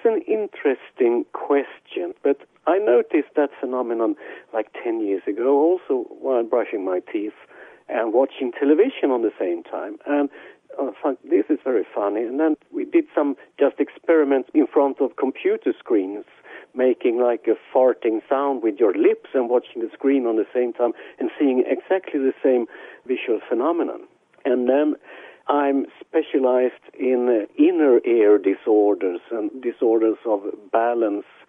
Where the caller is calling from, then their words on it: Israel; I'm calling from Israel.